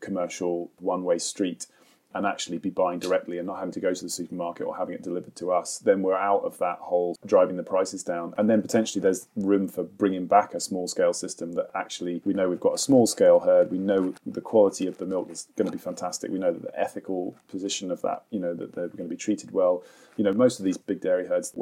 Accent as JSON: {"language": "English", "area": "Suffolk", "region": "East of England", "country": "United Kingdom", "tie": "born or raised there", "moved": "yes", "lives_now": "Highlands, United Kingdom", "said": "I grew up in Suffolk"}